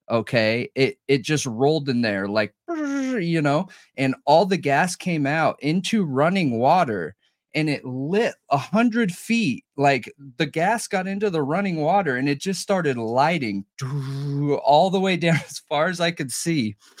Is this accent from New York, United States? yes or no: no; Southern California, United States; I grew up in Southern California